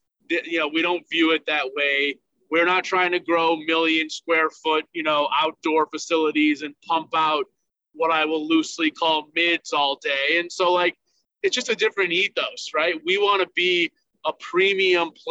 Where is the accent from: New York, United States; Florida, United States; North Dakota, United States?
New York, United States; Buffalo; moved away as an adult; also born or lived in Michigan; people we've known from growing up in Buffalo